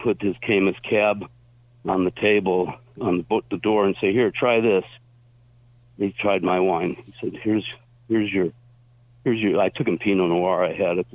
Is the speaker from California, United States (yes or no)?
yes; Forestville, California, United States; I was raised in Forestville